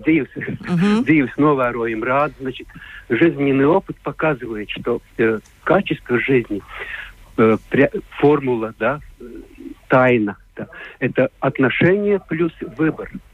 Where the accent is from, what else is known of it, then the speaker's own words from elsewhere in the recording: Latvia; Russian is a second language; я не русский человек, я латыш